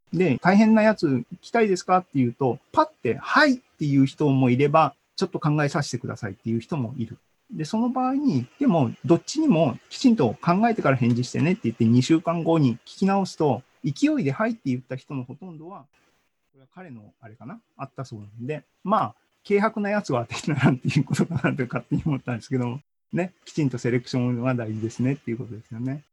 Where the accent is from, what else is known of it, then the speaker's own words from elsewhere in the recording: Hiroshima, Japan; moved away; also born or lived in Sendai / Europe; 出身は僕広島